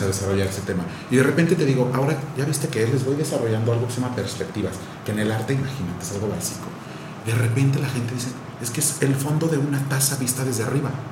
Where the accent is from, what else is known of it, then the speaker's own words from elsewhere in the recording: Querétaro, Mexico; moved away; also born or lived in United States / Europe; Yo, yo soy queretano